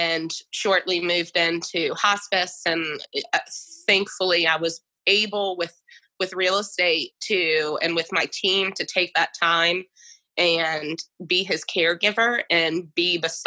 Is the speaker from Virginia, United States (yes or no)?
yes; Goochland, Virginia, United States; moving back to my hometown in Goochland